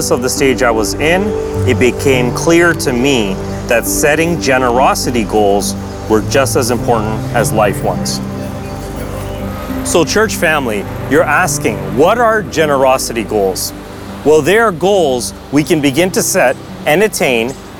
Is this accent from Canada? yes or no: yes; Toronto, Ontario, Canada; I was born and raised in Toronto